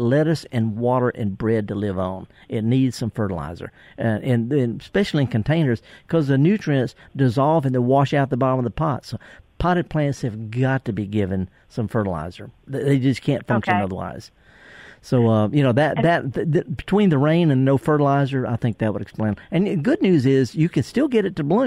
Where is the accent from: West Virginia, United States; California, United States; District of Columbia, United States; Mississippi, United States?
Mississippi, United States; Mississippi Delta, United States; I'm from the Delta